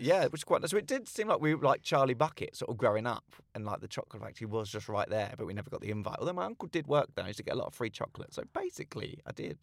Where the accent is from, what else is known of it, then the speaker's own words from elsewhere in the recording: Slough, South East England, United Kingdom; I grew up in Langley in Slough.